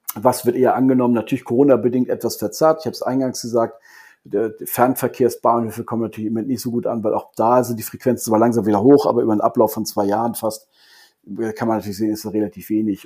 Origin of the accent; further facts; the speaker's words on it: Kiel, Schleswig-Holstein, Germany; also born or lived in Hamburg; now in Frankfurt, Germany; als gebürtiger Kieler